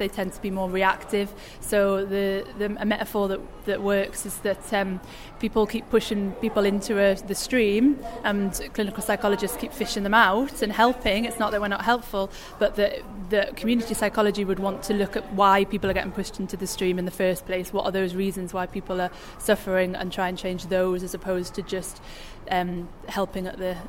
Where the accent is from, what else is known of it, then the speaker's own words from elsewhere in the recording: Newcastle upon Tyne, North East England, United Kingdom; moved away as an adult; now in Leeds, United Kingdom; I'm new to Leeds, so I wanted to know what was going on which would fit under the community psychology umbrella. I'm originally from Newcastle